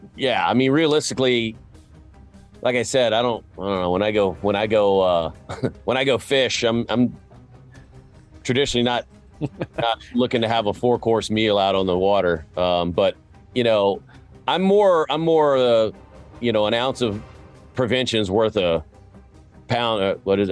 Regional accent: Tennessee, United States; I grew up in Tennessee

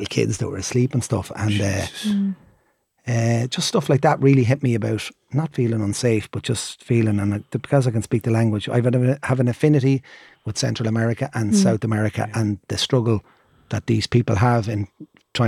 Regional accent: Ireland; no soy gringo, soy irlandés.

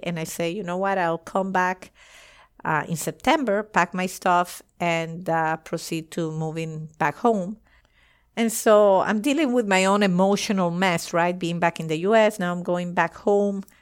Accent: Venezuela; moved away as an adult; also born or lived in United States / France; I eventually moved back to Venezuela. I was moving from the United States to Venezuela

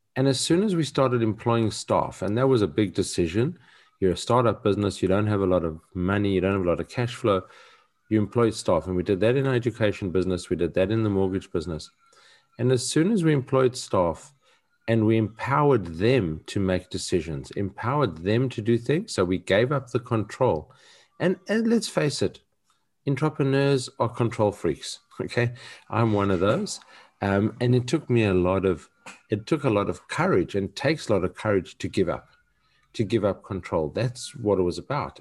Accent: South Africa; growing up in South Africa and having a different narrative

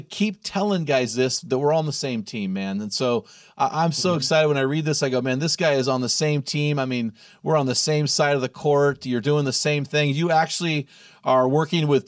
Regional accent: California, United States; now in Oregon, United States; I'm from California

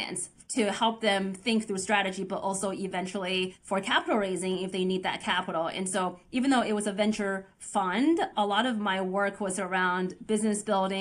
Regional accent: Oregon, United States; also born or lived in Beijing, China; our family immigrated to Oregon when I was 9 years old

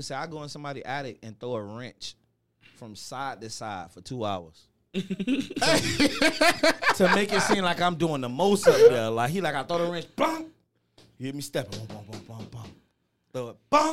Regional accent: Miami, Florida, United States; I'm from Miami

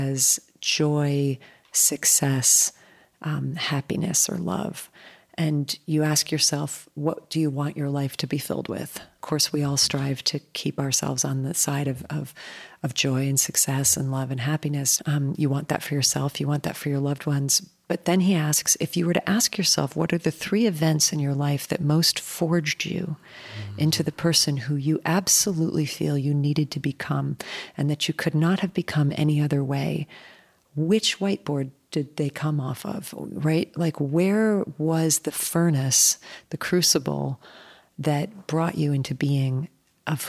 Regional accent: United States; also born or lived in New Jersey; As an American, as a white person

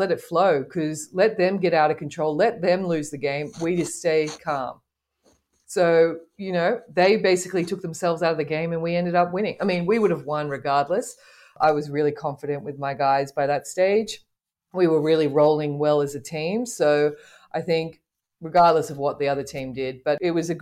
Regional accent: Australia; now in Morocco; as an Australian

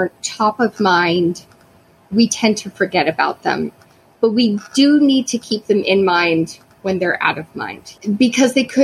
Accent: Canada; as a Canadian covering this story

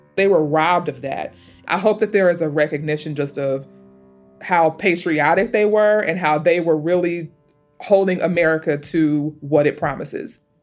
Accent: St. Louis, Missouri, United States; I am from St. Louis, Missouri

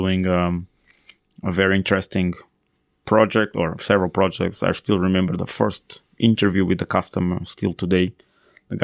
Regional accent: Portugal; moved away as an adult; also born or lived in Finland; So I came back to Portugal

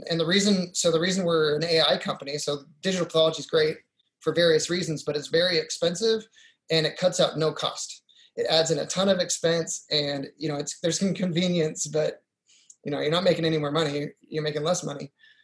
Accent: Utah, United States; also born or lived in Missouri / Honduras; I'm originally from Utah. I grew up in Utah and Missouri for a bit.

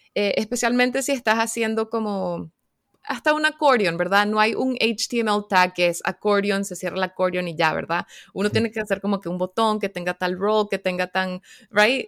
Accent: Caracas, Capital District, Venezuela; now in North Carolina, United States; yo soy de Caracas, Venezuela, pero ahorita estoy viviendo en Carolina del Norte, en los Estados Unidos

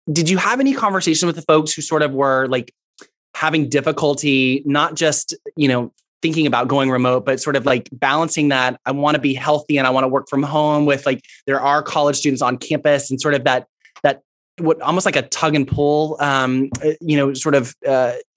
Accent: Houston, Texas, United States; also born or lived in Fort Worth, Texas; I am from Houston myself

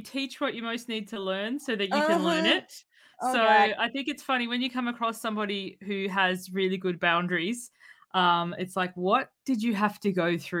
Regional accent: Australia; I'm an Aussie.

